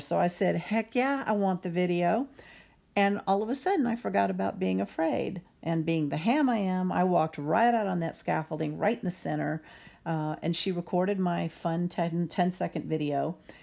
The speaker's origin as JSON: {"language": "English", "region": "Texas", "country": "United States", "said": "I'm Texan"}